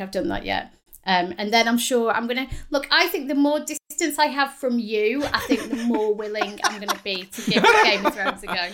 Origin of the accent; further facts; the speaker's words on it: the north of England, United Kingdom; accent: northern; my accent, my northern accent was horrible during the interview